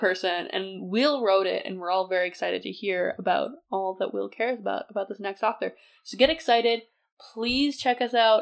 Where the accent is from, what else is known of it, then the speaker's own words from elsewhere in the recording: Canada; I'm from Canada